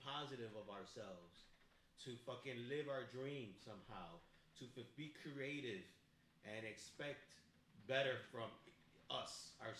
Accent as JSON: {"language": "English", "town": "Chicago", "region": "Illinois", "country": "United States", "said": "I don't need to, but I'm from Chicago. I'm from the west side of Chicago."}